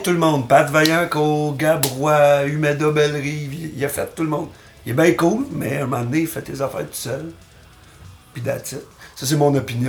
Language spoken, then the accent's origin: French; Terrebonne, Quebec, Canada; now in Montreal, Canada; j'ai grandi à Terrebonne